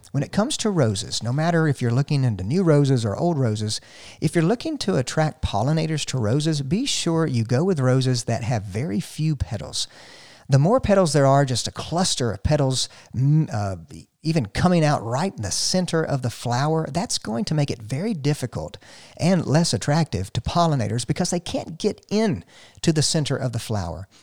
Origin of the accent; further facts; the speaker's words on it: North Georgia, United States; I'm from the South, from here, North Georgia